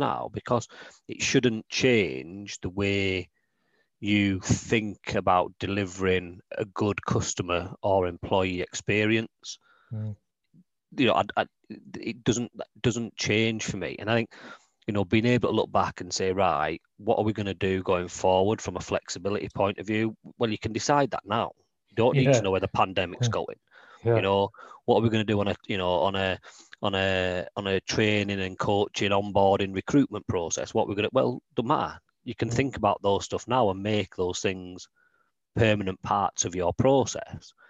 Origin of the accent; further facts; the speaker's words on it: Leeds, Yorkshire and the Humber, United Kingdom; moved away as an adult; now in Newcastle, United Kingdom; I grew up near Wetherby, in Leeds